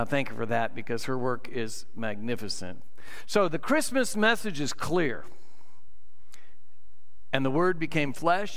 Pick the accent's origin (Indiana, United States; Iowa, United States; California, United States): Iowa, United States; We're from Iowa